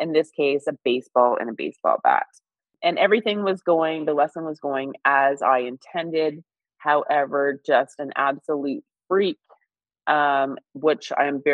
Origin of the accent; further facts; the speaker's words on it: Northern Ontario, Canada; moved away as an adult; growing up in Northern Ontario